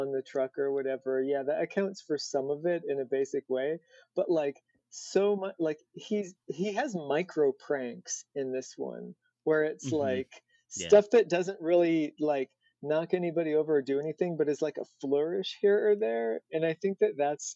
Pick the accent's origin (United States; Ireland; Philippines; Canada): United States; Indiana; moved away as an adult; also born or lived in California; I was like from Indiana